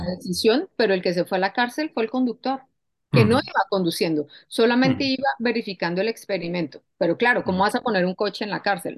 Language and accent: Spanish; Colombia; moved away; yo soy colombiana y yo vengo, yo vengo de un país donde yo he vivido la violencia